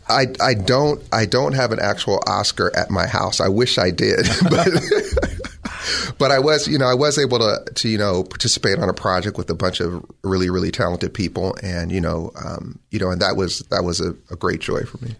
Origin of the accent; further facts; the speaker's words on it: Los Angeles, California, United States; also born or lived in Bakersfield, California; I was born in Bakersfield, California, and I was, um, I grew up in Los Angeles, though